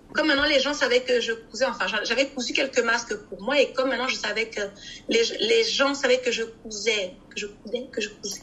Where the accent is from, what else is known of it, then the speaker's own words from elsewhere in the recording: Brussels, Brussels-Capital Region, Belgium; Je suis née et j'ai grandi ici à Bruxelles.